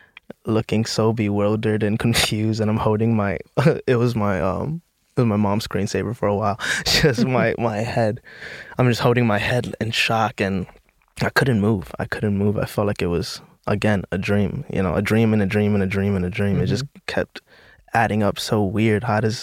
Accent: New York City, New York, United States; Yeah, I grew up in the Bronx.

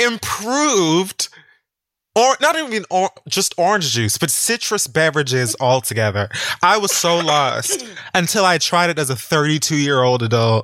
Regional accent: Miami, Florida, United States; I'm from Miami

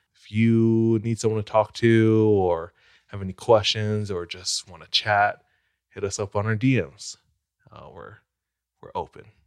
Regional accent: Hawaii, United States; born or raised there

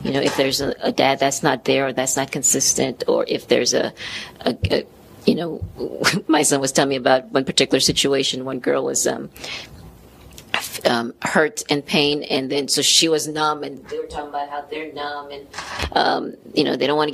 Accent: Haiti; moved away; I'm Haitian originally, so I'm from Haiti

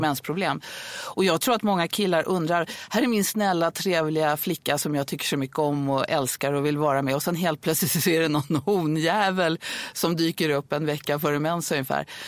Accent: Stockholm, Stockholm County, Sweden; jag är född på Södermalm i Stockholm

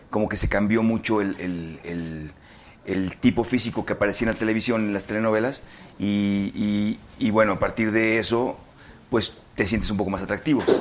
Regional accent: Mazatlán, Sinaloa, Mexico; moved away as an adult; now in Mexico City, Mexico; yo de 18 años me vine de Mazatlán a ser. Porque quería ser actor

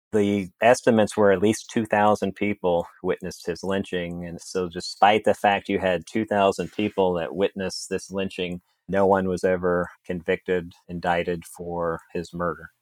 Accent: Kansas City, United States; also born or lived in Atchison, Kansas; I grew up in Kansas City

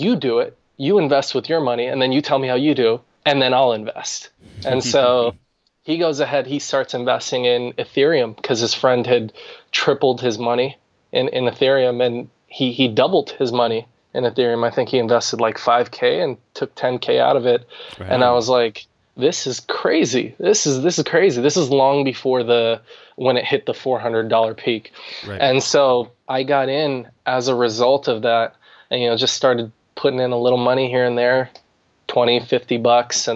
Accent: Arizona, United States; moved away as an adult; also born or lived in Washington, DC metropolitan area; now in Washington DC area, United States; I was born in Arizona, recently moved to the DC, Maryland, Virginia area

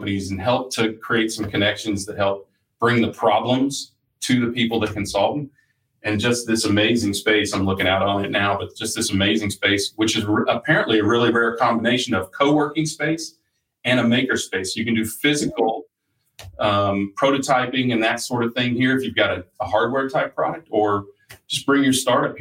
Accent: Wichita, Kansas, United States; moved away; I'm at an incubator and amazing co-working and makerspace in Wichita, Kansas, my hometown

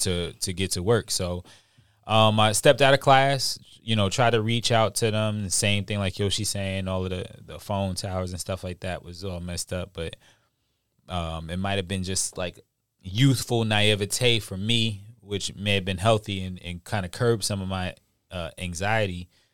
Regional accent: New York, United States; moved away; also born or lived in Charleston, South Carolina; I'm from New York, so we're down here at that time and, you know, being from New York.

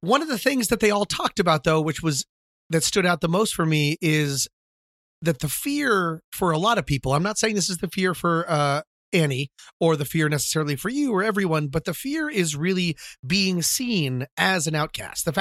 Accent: Colorado, United States; also born or lived in Washington, D.C.; when I moved to Colorado from Washington, D.C. in the 4th grade.

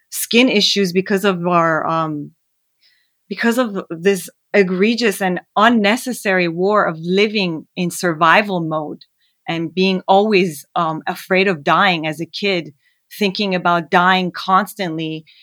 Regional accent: Canada; also born or lived in Iran; Well, I was born in Iran, and f- during the war, we fled to Canada. Um, however, we would go back and forth from Canada to Iran during the war

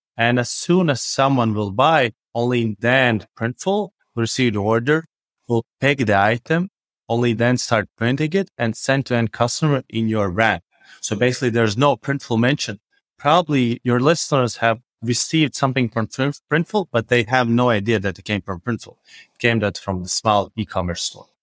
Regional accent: Riga, Latvia; I'm from Riga, Latvia

